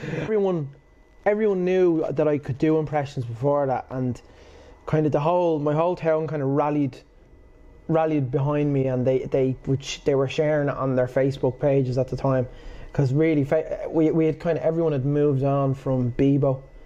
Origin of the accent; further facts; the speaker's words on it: Portmarnock, Leinster, Ireland; also born or lived in Swords / Ashbourne; I'm from Port Marnock